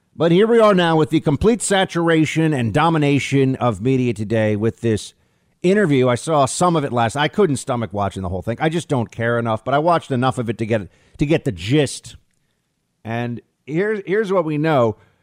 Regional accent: United States; I'm also an American

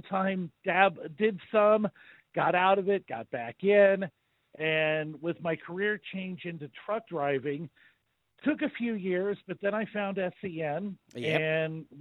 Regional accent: United States; I was a teenager when that was big over here

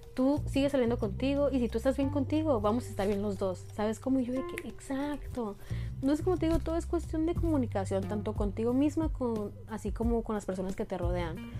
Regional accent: northern Sonora, Mexico; Yo soy del norte de Sonora

